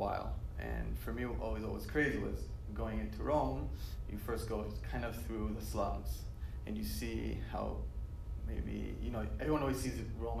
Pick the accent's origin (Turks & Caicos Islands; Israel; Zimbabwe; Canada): Israel; moved away; No, I'm from Israel, but I live here now.